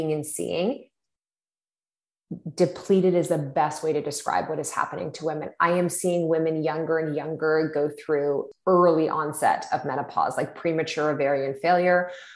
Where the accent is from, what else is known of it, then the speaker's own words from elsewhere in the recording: Ontario, Canada; now in British Columbia, Canada; we're both from Ontario originally